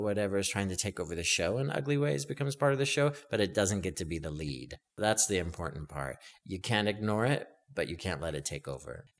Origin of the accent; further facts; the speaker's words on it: Stockton, California, United States; a little kid growing up in Stockton, California